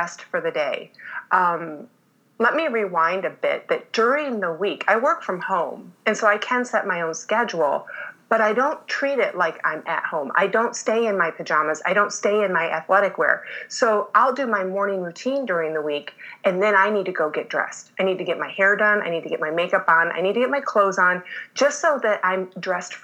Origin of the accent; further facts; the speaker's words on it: Michigan, United States; moved away; I was born and raised in Michigan.